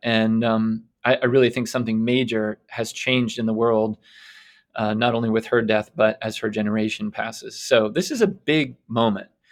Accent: United States; also born or lived in England; as an American

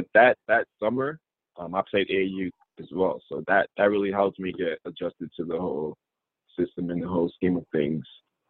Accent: Kentucky, United States; I'm from Western Kentucky.

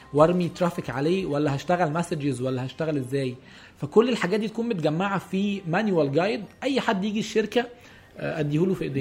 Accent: Egypt; عندنا في مصر

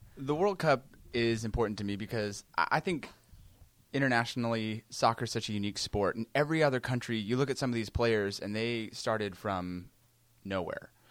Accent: United States; as an American

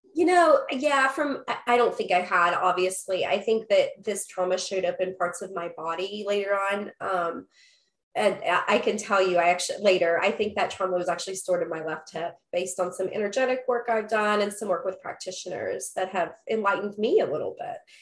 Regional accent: Huntington, West Virginia, United States; I was born in West Virginia, in, in Huntington, West Virginia, actually a suburb. So I was born down a dirt road

